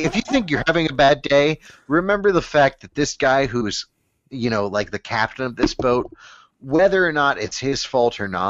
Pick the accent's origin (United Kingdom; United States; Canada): United States; also born or lived in Boston; I'm an American